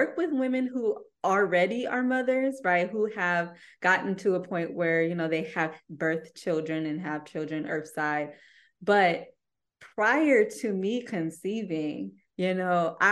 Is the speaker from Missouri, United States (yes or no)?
no; Ypsilanti, Michigan, United States; I'm from Ypsilanti